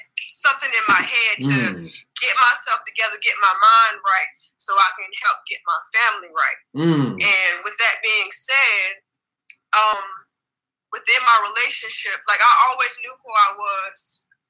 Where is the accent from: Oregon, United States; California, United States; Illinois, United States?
California, United States; Los Angeles; now in Wilmington, United States; I'm originally from Los Angeles, California, but I reside in Wilmington, North Carolina.